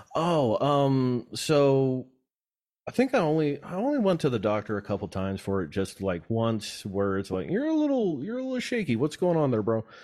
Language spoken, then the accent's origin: English; Antelope Valley, California, United States; I'm a desert rat, kinda born and raised in the Yellow Valley